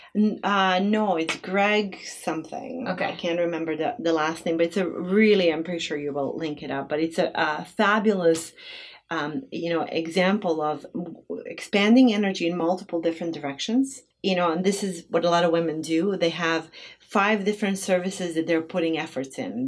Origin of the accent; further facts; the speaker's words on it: Bosnia & Herzegovina; now in Twin Cities, United States; growing up in Bosnia without having any money whatsoever.